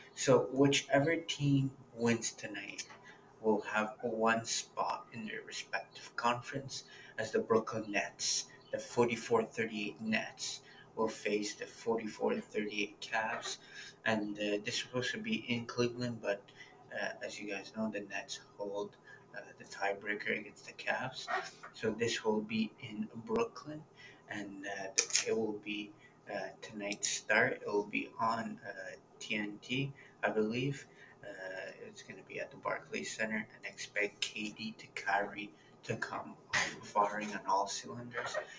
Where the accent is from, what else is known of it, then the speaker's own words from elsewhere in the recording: Toronto, Ontario, Canada; my hometown team, the Toronto Raptors